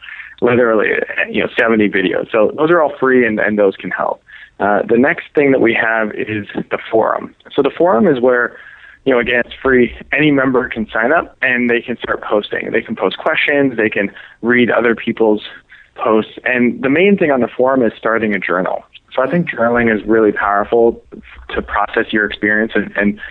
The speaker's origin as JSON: {"language": "English", "country": "Canada", "moved": "yes", "lives_now": "San Diego, United States", "said": "I'm Canadian, so I had to, like, get a visa to live here"}